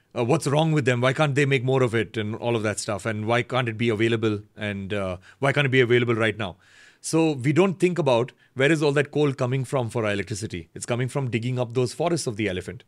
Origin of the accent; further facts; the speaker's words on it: Bangalore, Karnataka, India; growing up in Bangalore, making independent music